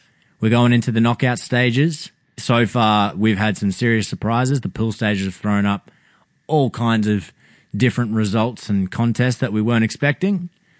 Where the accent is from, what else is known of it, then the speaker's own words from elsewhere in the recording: Australia; So that just as an Australian, I mean, because I was prepared for Australia to not make it.